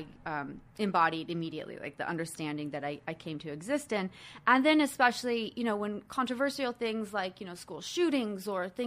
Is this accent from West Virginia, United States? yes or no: no; Arizona, United States; I grew up in Arizona. I grew up in many places all over the country and the world